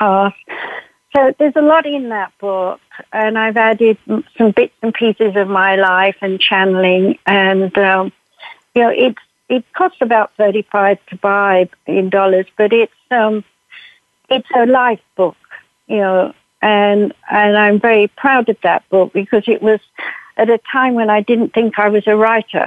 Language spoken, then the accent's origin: English; United Kingdom; I'm British. I was born in 1942